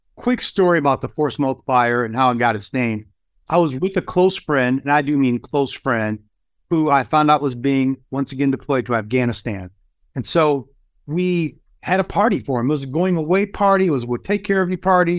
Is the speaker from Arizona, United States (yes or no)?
no; Kalamazoo, Michigan, United States; In my hometown of Kalamazoo, Michigan